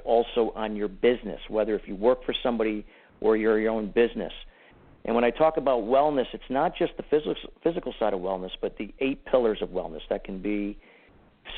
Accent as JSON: {"language": "English", "town": "Danbury", "region": "Connecticut", "country": "United States", "tie": "born or raised there", "also_born_or_lived": "Clearwater, Florida / Arizona / California / Washington", "said": "spent most of my childhood and my teenage years here in Danbury, Connecticut."}